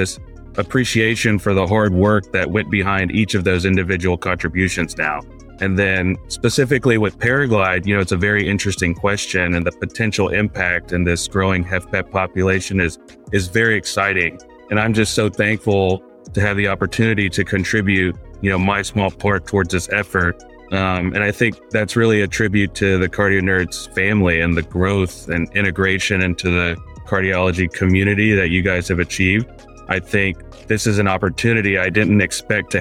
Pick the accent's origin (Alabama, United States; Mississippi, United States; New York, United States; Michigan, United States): Mississippi, United States; moved away as an adult; also born or lived in India / Atlanta, Georgia; now in Dallas, United States; I was born in India, and I came here with my family when I was just about a year old, and we moved to Mississippi, so that's where I grew up.